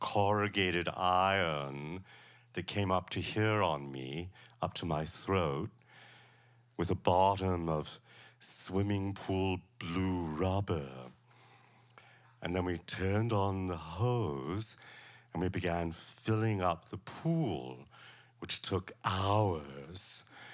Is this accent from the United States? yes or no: yes; Savannah, Georgia, United States; born or raised there